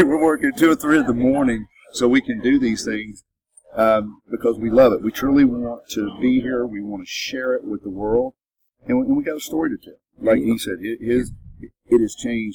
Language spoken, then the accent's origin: English; Kentucky, United States; now in Nashville, United States; I'm from Kentucky.